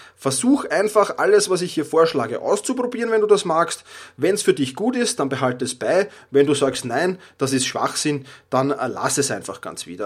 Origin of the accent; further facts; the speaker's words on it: Vienna, Austria; accent: Viennese dialect; Ich komme aus Wien, ich habe den Wiener Dialekt äh, manchmal drauf